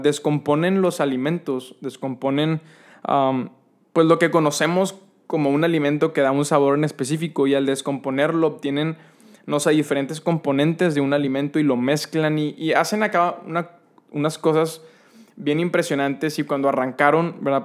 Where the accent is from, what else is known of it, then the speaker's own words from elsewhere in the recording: San Nicolás de los Garza, Nuevo León, Mexico; mi infancia en Fuentes de Anáhuac, allá en San Nicolás